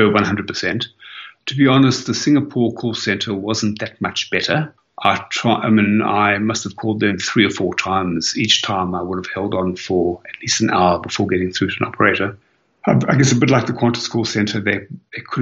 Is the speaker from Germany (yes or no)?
no; South Africa; now in Melbourne, Australia; I'm originally South African, and I do try to go back to Cape Town every year.